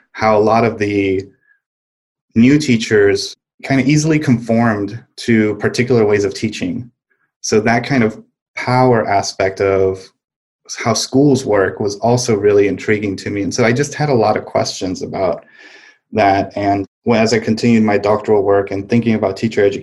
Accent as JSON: {"language": "English", "town": "El Paso", "region": "Texas", "country": "United States", "tie": "born or raised there", "also_born_or_lived": "Santiago, Chile", "said": "I was born in Santiago, Chile, and moved to the U.S. when I was 5, and was raised in El Paso, Texas"}